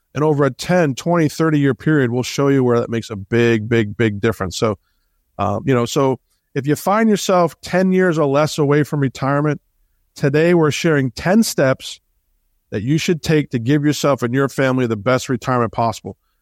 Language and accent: English; Boston, Massachusetts, United States; I grew up in Boston.